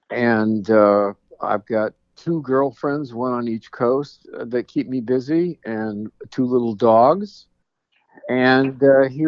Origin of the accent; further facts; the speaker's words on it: New York City, New York, United States; born there; in the 50s, I was born in New York City, Queens, uh, New York, specifically Boulevard Hospital, which I don't think is there anymore